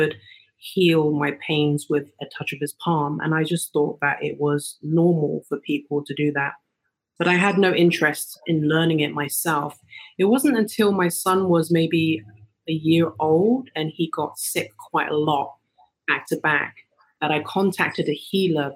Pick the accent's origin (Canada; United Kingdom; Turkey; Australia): United Kingdom; England; moved away as an adult; now in Los Angeles, United States; I'm originally from England and I've been in Los Angeles for 18 years